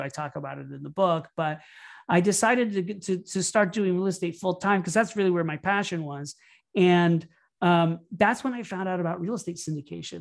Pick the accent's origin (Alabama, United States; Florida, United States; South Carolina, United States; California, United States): Florida, United States; Orlando; moved away as an adult; also born or lived in New York City; I started off growing up in Orlando, Florida, and I moved to New York City